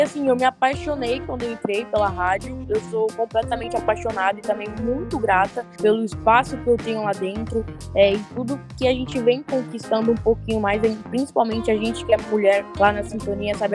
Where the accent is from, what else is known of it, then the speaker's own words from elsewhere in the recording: Cubatão, São Paulo, Brazil; moved away; also born or lived in Socorro; Eu sou da Baixada, eu sou de Cubatão